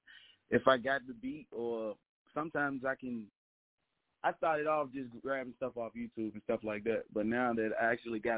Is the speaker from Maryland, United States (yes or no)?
no; Petersburg, Virginia, United States; I'm from Petersburg, Virginia